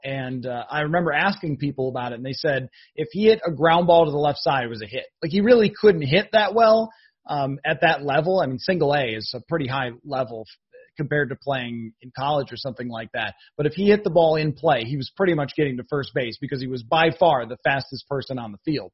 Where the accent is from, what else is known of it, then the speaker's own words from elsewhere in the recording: Buffalo, New York, United States; growing up in Buffalo